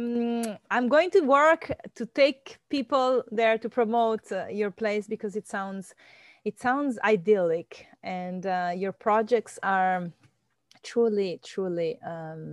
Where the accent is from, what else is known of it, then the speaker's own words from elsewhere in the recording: Venezuela; now in Key Biscayne, United States; I was born in Venezuela